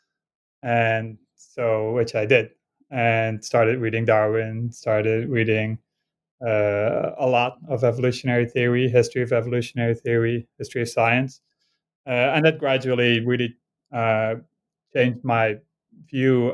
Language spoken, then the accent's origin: English; Netherlands; moved away; I grew up in Holland and actually crossed the border every day to go to school in Belgium